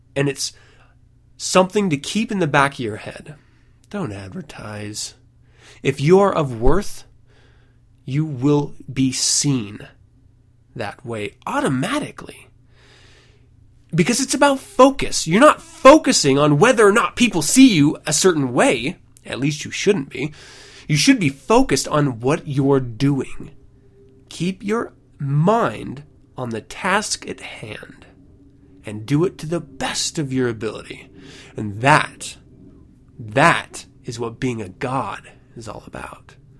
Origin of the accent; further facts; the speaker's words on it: United States; I am an American after all